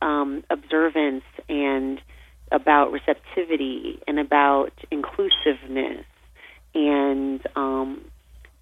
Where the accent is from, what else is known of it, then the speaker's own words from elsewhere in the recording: California, United States; I grew up in California, and I grew up surrounded by, you know, the beautiful ambient landscape